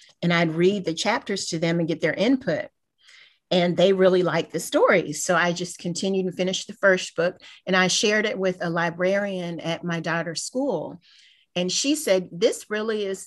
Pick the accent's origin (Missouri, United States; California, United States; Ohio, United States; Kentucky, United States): Kentucky, United States; moved away as an adult; now in Houston, United States; I'm originally from Kentucky. I'm not from Houston